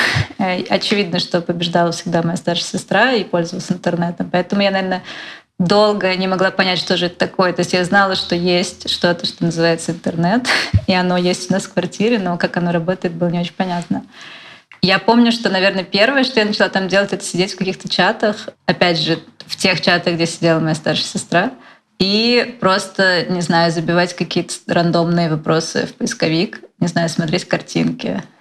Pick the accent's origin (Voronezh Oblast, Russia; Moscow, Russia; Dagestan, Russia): Moscow, Russia; я же из Москвы